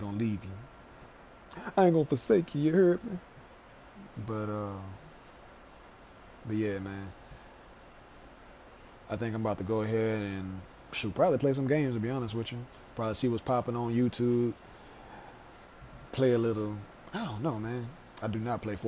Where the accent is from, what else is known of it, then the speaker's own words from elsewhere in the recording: Louisiana, United States; I am from Louisiana